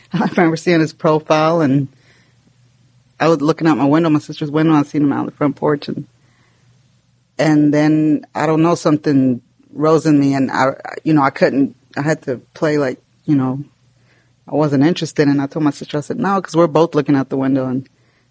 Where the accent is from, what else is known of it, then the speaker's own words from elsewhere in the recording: Houston, Texas, United States; I was born here in Houston